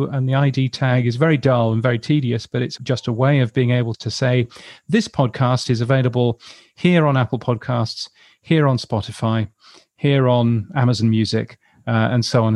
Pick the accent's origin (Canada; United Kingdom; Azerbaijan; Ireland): United Kingdom; now in Australia; as a British person